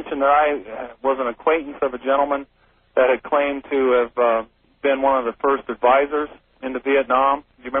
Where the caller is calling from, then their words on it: Wyoming, United States; I'm calling from Wyoming.